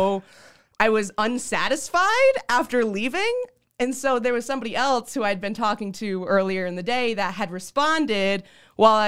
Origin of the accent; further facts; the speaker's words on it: Bristol, Rhode Island, United States; moved away; I was in my hometown of Bristol. I went to high school with this kid